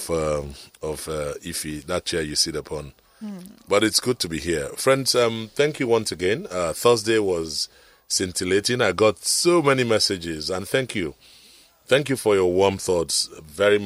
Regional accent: Lagos, Nigeria; I was born in Lagos, Island Maternity here

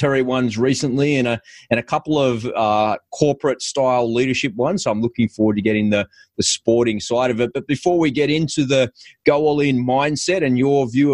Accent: Sydney, New South Wales, Australia; As a kid, I grew up here in Sydney playing NRL

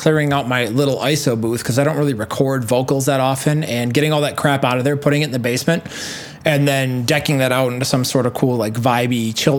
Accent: Wisconsin, United States; I'm from Wisconsin

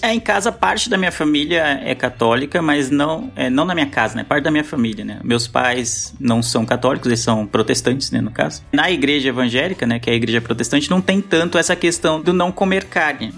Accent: São Paulo, Brazil; eu sou de São Paulo, o Lu falou que eu sou da Zona Leste.

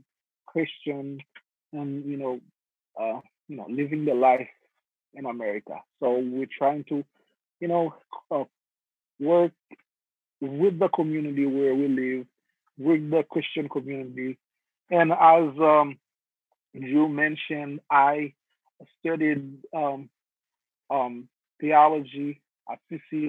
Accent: Haiti; now in United States; I am originally from Haiti. Grew up in Haiti.

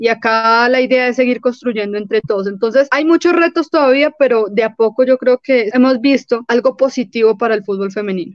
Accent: Colombia; porque somos colombianos

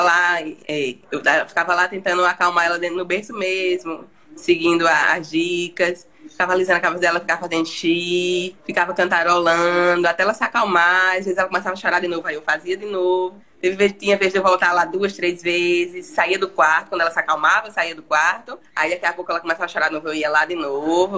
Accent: João Pessoa, Paraíba, Brazil; sou de João Pessoa, na Paraíba

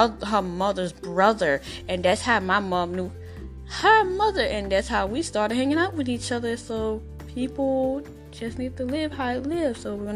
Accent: Albany, Georgia, United States; I'm 25 from Albany, Georgia, 5'4"

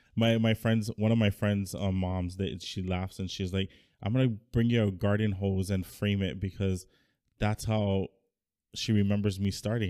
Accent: United States; now in Hawaii, United States; growing up in the States

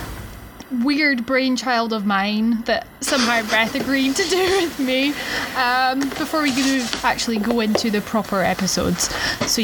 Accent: Scotland, United Kingdom; I am Scottish

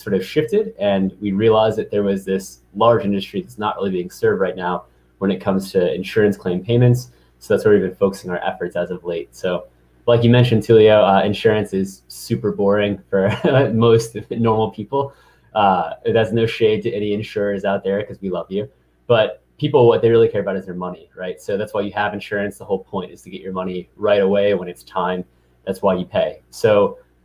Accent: St. Louis, Missouri, United States; moved away as an adult; also born or lived in East Coast; I'm from St. Louis, Missouri, born and raised, came to the East Coast around 2011 for college

